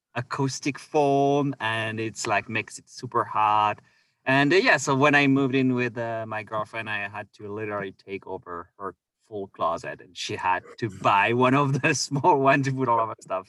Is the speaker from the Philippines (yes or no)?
no; Orléans, Centre-Val de Loire, France; moved away as an adult; also born or lived in Victoria, Canada; now in Canada; I am from France, and uh, so I grew up in Orléans